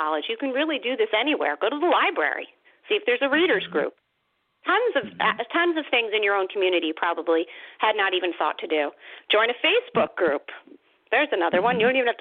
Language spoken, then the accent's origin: English; New Jersey, United States; my home state